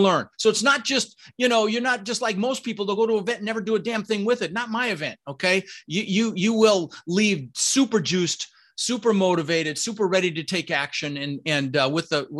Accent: Denver, Colorado, United States; English is a second language; moved away as an adult; also born or lived in Netherlands; I grew up in Denver

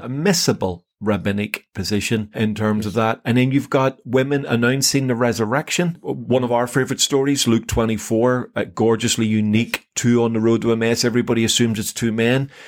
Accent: Northern Ireland, United Kingdom; I came from a Protestant background in Northern Ireland

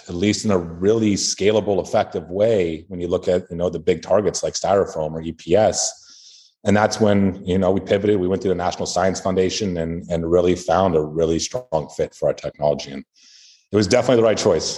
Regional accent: California, United States; I grew up in California

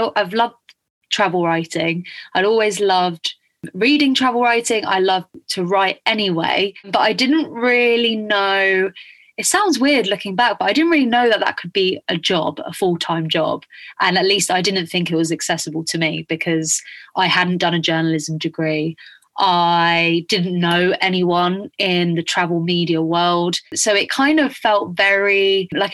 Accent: Spain; moved away; I grew up in Spain

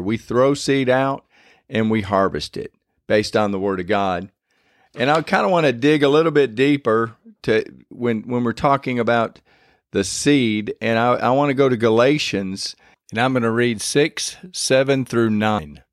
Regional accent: Michigan, United States; now in Louisiana, United States; I was born and raised up in Michigan

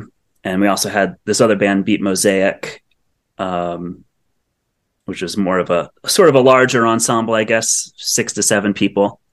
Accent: Northeast, United States; accent: Northeast twang; now in Los Angeles, United States; growing up in the Northeast and in the whole jam band world in high school

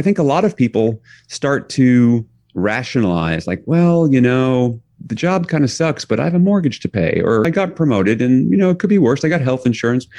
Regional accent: New York City, New York, United States; I grew up in New York City

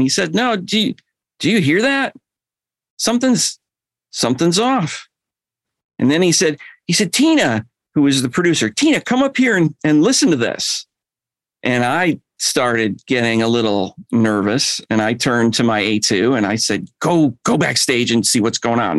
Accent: Chicago, Illinois, United States; now in Atlanta, United States; I moved down here from Chicago

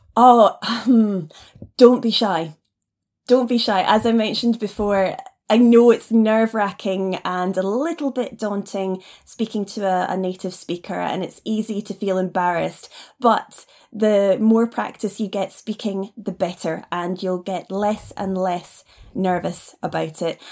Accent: Nairn, Scotland, United Kingdom; moved away as an adult; also born or lived in China / Taiwan; now in Edinburgh, United Kingdom; I was raised up in the north of Scotland in an area we call the Highlands, up in Nairn

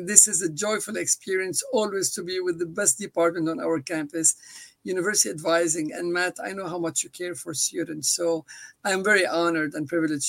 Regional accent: Lebanon; now in United States; I'm originally from Lebanon

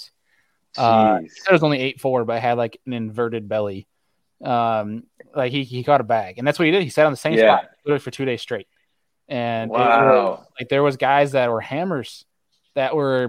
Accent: New York, United States; I'm from New York

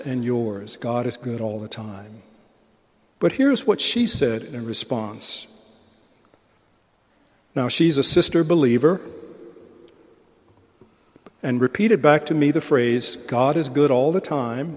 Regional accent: United States; I'm still an American

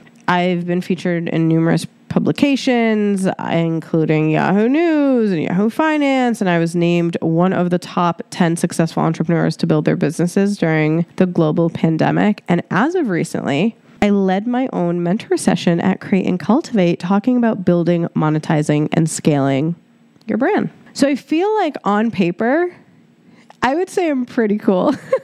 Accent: Cairo, Cairo Governorate, Egypt; born there; So I was born in Egypt, Cairo, Egypt. I am 100% Egyptian. And the memories that I have from Egypt were honestly, majority of them were traumatizing.

